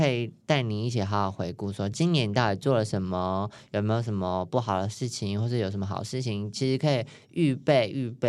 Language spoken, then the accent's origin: Chinese; New Taipei, Taiwan; 所以我新北人对不起，但是我有去。